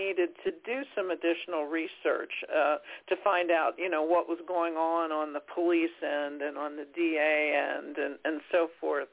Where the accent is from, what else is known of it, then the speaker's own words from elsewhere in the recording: Franklin County, Pennsylvania, United States; I'm from Franklin County too